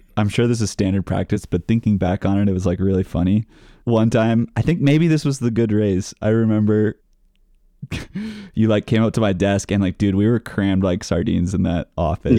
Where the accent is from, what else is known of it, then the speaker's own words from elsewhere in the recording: Napa Valley, California, United States; now in Denver, United States; I'm from the Napa Valley of California